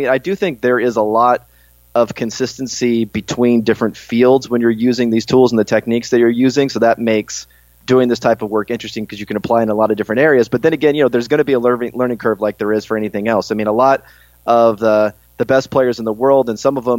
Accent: California, United States; I grew up in California, went to school out in Berkeley.

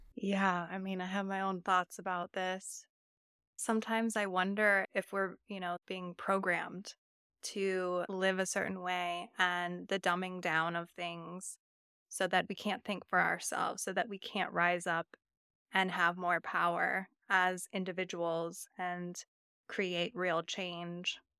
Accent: Napa Valley, California, United States; I grew up in the Napa Valley

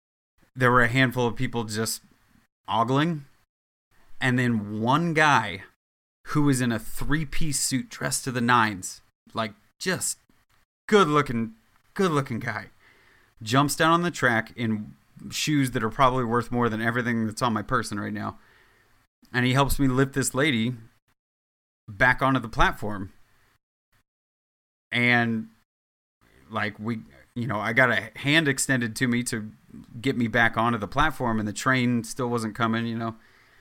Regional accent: Midwest, United States; now in New York, United States; I come from the Midwest where you say hello to people and you're not a dickhead on a regular basis.

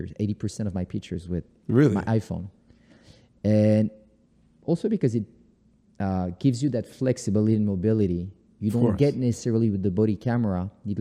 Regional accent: New York, United States; now in Paris, France; I'll take it to New York because yeah. this is my hometown right.

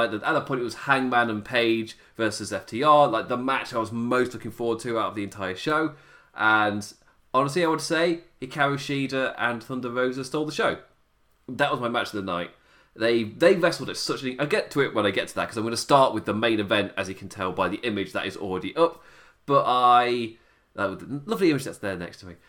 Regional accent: England, United Kingdom; me being English

